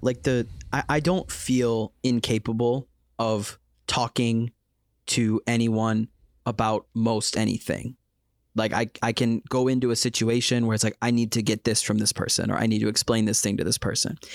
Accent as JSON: {"language": "English", "country": "United States", "moved": "as an adult", "lives_now": "South Korea", "said": "I'm from America"}